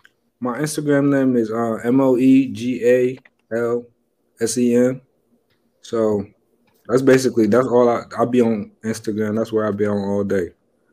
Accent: Senegal; moved away; I'm from West Africa, Senegal.

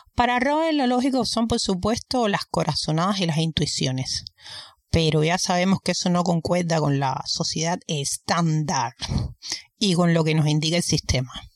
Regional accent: Cuba; moved away; Vengo de Cuba.

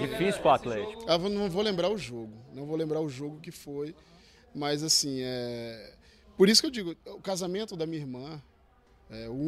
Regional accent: Northeast Region, Brazil; eu tive que me adaptar às condições daqui, o futebol daqui, que eu vim do Nordeste, então futebol diferente, o clima diferente.

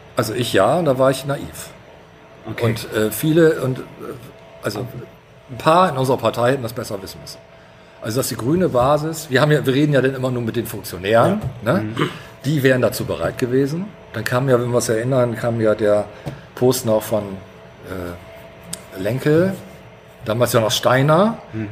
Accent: Bremen, Germany; ich bin in der Neustadt geboren tatsächlich. Ich habe da die ersten Jahre gelebt, bis, bis zur dritten Klasse

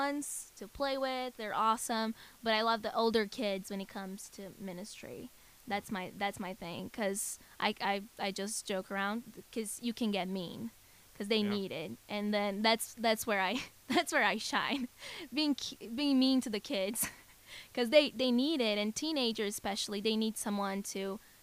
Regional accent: Brazil; we in Brazil

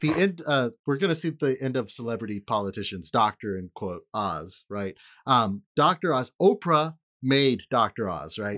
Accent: California, United States; I'm saying this as a Californian

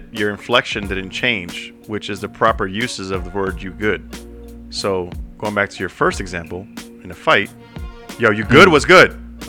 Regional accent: New York City, New York, United States; the three of us, Joe, and Hector, are native New Yorkers.

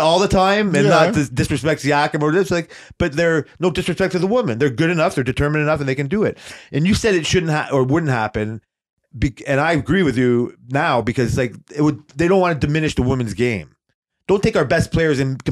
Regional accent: Canada; We're Canadian.

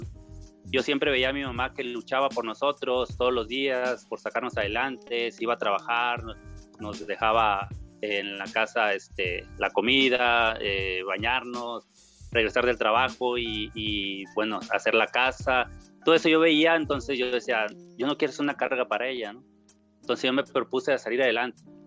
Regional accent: Monterrey, Nuevo León, Mexico; also born or lived in Torreón, Coahuila; llegamos aquí a Monterrey, Nuevo León, desde que tenía yo tres años de edad. Y aquí crecí

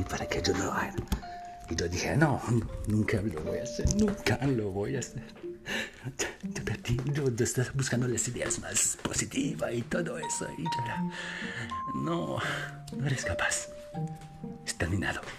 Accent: France; Spanish is a second language; Y discúlpame por mi acento. Sí, soy francés.

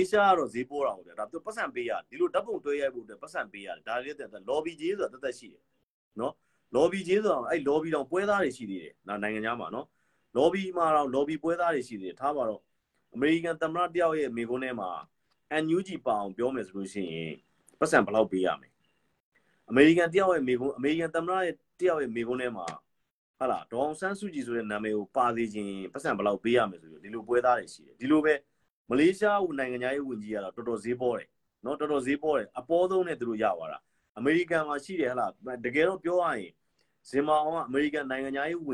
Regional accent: Myanmar

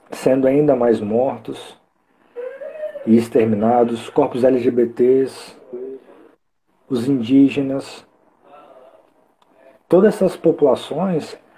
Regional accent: Espírito Santo, Brazil; also born or lived in Minas Gerais; Eu, eu nasci em Minas, mas eu moro aqui praticamente minha vida toda, no Espírito ah, Santo

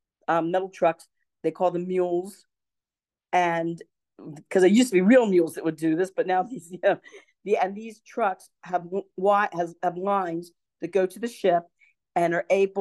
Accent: Baltimore, Maryland, United States; moved away; I was originally from Baltimore

